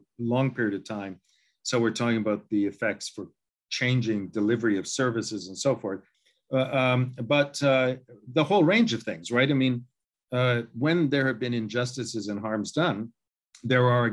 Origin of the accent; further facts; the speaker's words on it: Canada; as a Canadian